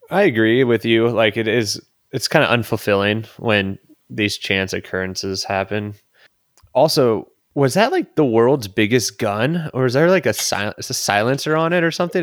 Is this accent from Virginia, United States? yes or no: no; San Diego, California, United States; growing up in San Diego